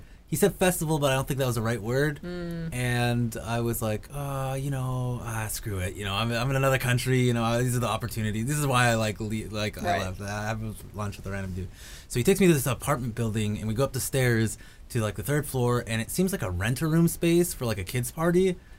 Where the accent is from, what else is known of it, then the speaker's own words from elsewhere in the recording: United States; from America, but, you know, ethnicity, I'm Egyptian.